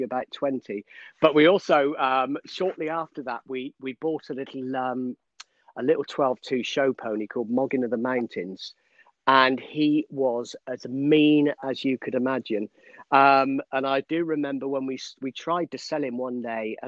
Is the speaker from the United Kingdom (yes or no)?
yes; Somerset, South West England, United Kingdom; now in Newmarket, United Kingdom; I grew up in Somerset on a dairy farm